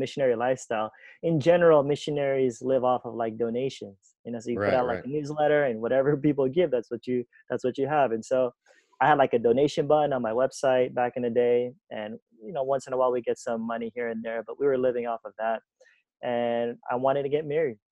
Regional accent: Los Angeles, California, United States; moved away as an adult; also born or lived in Philippines; I'm born and raised in Cali

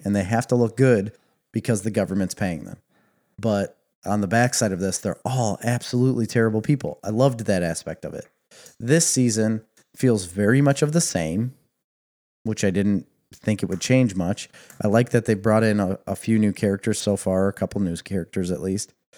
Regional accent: Midwest, United States; We are coming from the Midwest

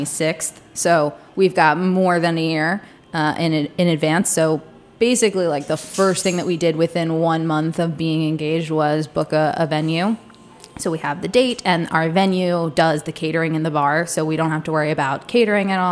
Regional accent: Delaware, United States; moved away as an adult; also born or lived in Charleston, South Carolina; now in Washington, DC, United States; I grew up in Delaware

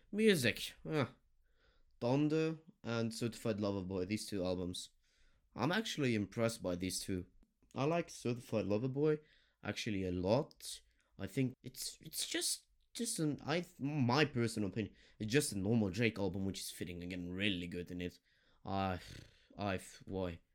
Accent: Germany; I'm from Germany

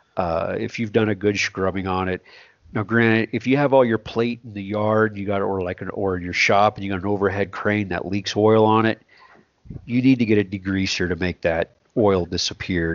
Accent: South Texas, United States; I grew up in South Texas

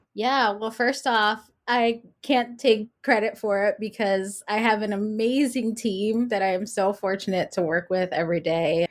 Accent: New York City, New York, United States; I'm from New York City, but I spent a summer in California

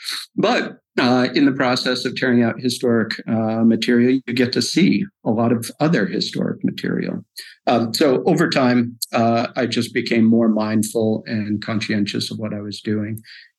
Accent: New England, United States; I would have to say I grew up in New England. I've moved quite a bit. My parents were sort of hybrid beatnik hippies. And so I moved 60 to 80 times thus far.

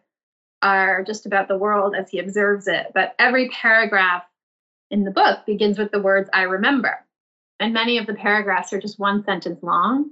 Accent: Milton, Massachusetts, United States; I grew up in the suburbs of Boston in a town called Milton

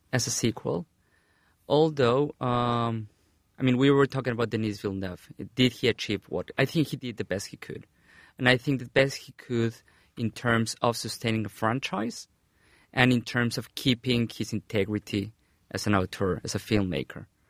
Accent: Mexico; moved away; back in my home country, Mexico.

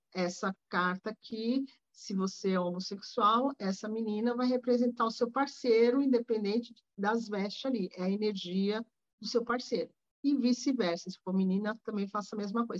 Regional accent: Rio de Janeiro, Brazil; Eu sou carioca

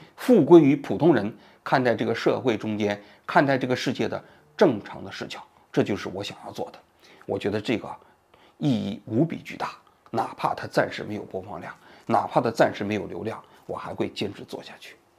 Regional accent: China; moved away as an adult; now in Japan; 我来自一个共产党国家，在做媒体记者

